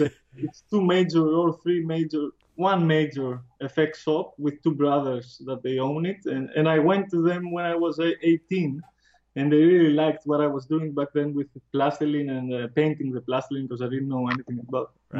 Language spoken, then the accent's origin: English; Athens, Attica, Greece; I grew up in Athens, uh, oh. which is the capital, and now in 2013 I moved out of Athens in the countryside